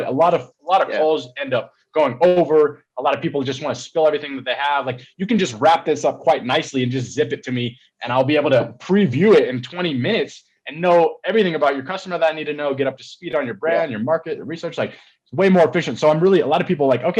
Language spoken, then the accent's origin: English; Colorado, United States; moved away; also born or lived in Atlanta, Georgia, United States; I was born there, not this one, but the other one. And then we moved to Colorado when I was younger, but like, I was born in Atlanta